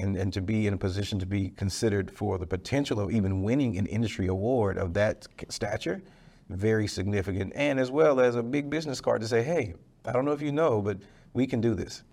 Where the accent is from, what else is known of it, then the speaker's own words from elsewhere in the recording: Dallas, Texas, United States; I'm from Dallas. I'm a Dallas guy, Oak Cliff, Dallas, Texas, uh, right off Red Bird Lane, went to Carter High School.